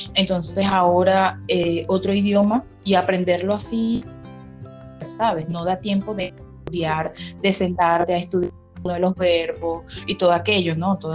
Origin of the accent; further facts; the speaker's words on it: Venezuela; moved away as an adult; also born or lived in Colombia / Peru; now in Brazil; Nosotros ya vamos a tener tres años que salimos de Venezuela.